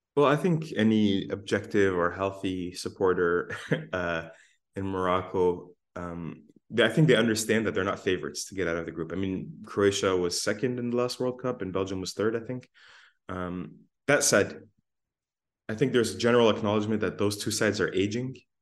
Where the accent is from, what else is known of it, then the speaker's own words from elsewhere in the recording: Windsor, Ontario, Canada; now in Hamilton, Canada; we're from Windsor.